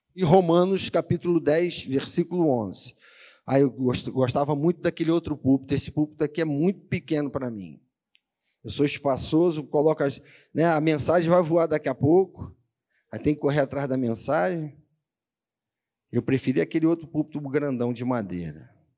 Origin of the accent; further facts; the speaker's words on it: Rio de Janeiro, Brazil; accent: carioca, malandreado; Eles acham o nosso sotaque diferentão, né? aquele sotaque meio malandreado